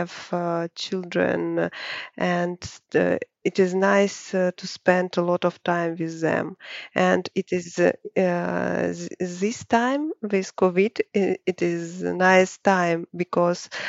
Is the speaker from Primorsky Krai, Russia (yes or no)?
no; Saint Petersburg, Russia; I'm from St. Petersburg